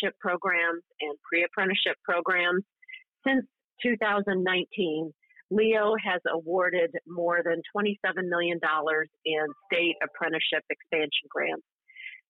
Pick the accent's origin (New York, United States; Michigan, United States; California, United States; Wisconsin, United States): Michigan, United States; Clio; I grew up in Clio, Michigan